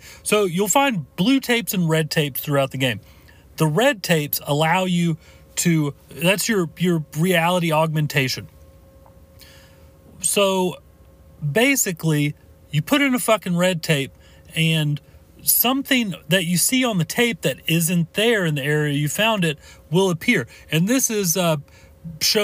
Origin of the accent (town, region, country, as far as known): United States